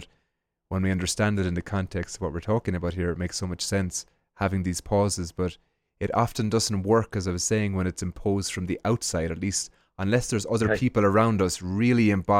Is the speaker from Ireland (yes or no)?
yes; Ireland; And when I was growing up in Ireland, we have the Angelus every day at 6 p.m. for 1 minute